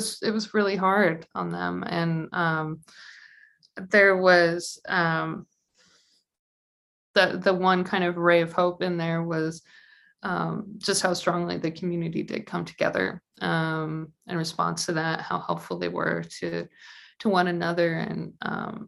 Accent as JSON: {"language": "English", "town": "Naperville", "region": "Illinois", "country": "United States", "tie": "born or raised there", "moved": "yes", "said": "I'm not from Chicago, I'm from Naperville, which is for those unfamiliar with Chicagoland geography is like 40 minutes straight west on the train."}